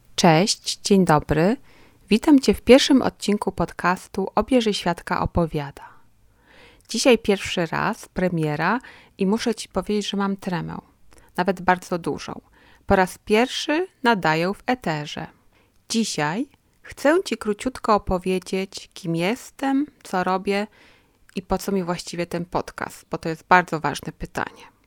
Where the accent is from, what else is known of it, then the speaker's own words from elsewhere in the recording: Kraków, Lesser Poland, Poland; moved away as an adult; now in Ruhr area, Germany; Od 2007 roku mieszkam w Niemczech, w Zagłębiu Rury, ale pochodzę z południa Polski. Kraków to moje miasto